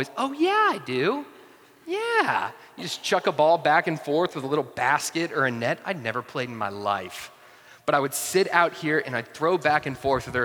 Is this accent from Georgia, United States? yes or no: yes; North Georgia, United States; also born or lived in Atlanta; I grew up in North Georgia